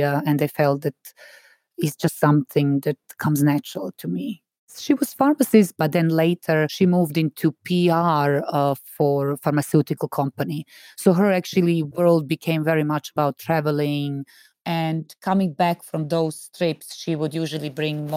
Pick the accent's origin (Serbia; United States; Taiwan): Serbia; moved away; When I was growing up in Serbia